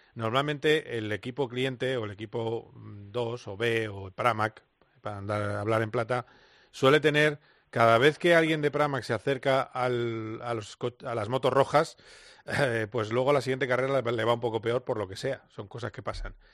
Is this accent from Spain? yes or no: yes; Spain; como buenos españoles